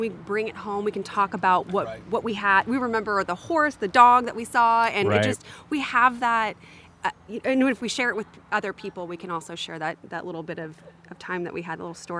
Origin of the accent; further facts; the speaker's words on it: Florida, United States; I'm originally from Florida. Don't really know anything about wine. So coming over to the Pac Northwest, it's been really fun to learn.